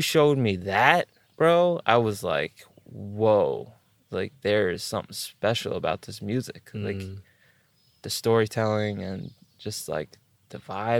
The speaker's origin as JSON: {"language": "English", "region": "East Coast", "country": "United States", "said": "because I'm from the East Coast."}